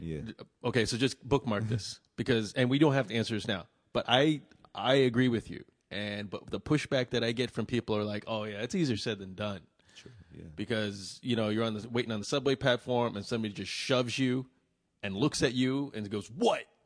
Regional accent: Vietnam; I'm from Vietnam

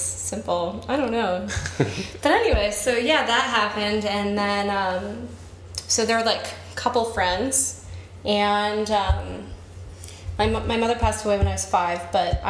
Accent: Arlington, Texas, United States; moved away; I grew up in Arlington, Texas, which is right in between Dallas and Fort Worth

